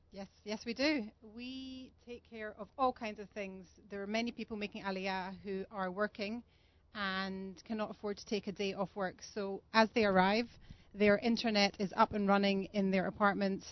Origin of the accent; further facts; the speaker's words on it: Scotland, United Kingdom; also born or lived in London; now in Modi'in, Israel; I'm from Scotland